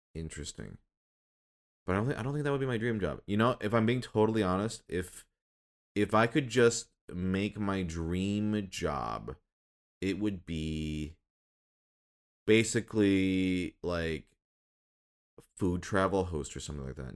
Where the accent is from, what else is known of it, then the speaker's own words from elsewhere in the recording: Minnesota and Michigan, Midwest, United States; now in Los Angeles, United States; I grew up in Minnesota and Michigan.